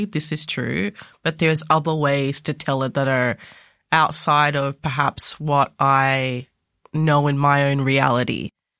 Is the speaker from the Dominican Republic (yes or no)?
no; Australia; also born or lived in Ghana; So, a little bit about myself. I was born in Ghana in West Africa, and I came to Australia when I was 2.5.